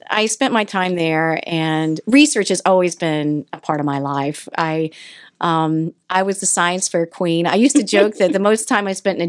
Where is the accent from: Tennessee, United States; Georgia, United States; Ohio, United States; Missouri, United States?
Ohio, United States; Newport; I grew up right on the Ohio River between Ohio-West Virginia border, Washington County, a little town called Newport